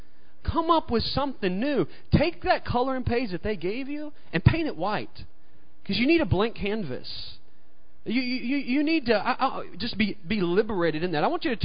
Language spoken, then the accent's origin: English; the South, United States; You know, I grew up in the South, and, you know, this is the South. Not quite as South as Mississippi.